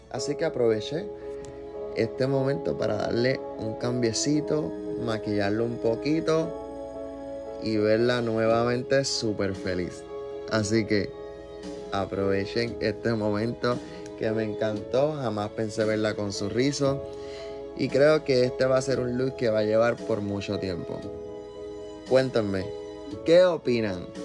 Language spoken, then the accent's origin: Spanish; Canóvanas, Puerto Rico; Yo de Canóvanas.